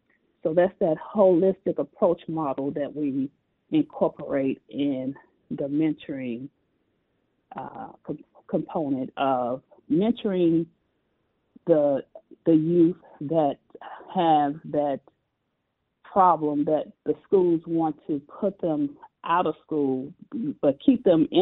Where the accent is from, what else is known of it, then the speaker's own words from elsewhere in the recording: Chicago, Illinois, United States; So I grew up on the south side of Chicago, and it was a wonderful experience.